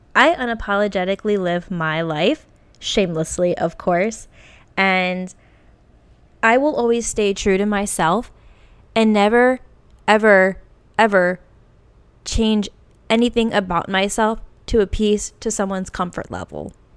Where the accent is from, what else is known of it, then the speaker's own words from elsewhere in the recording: Virginia, United States; moved away as an adult; also born or lived in Norfolk, Virginia / Lexington, Kentucky / California; now in Portland, United States; I will never move back to Virginia or my hometown in Virginia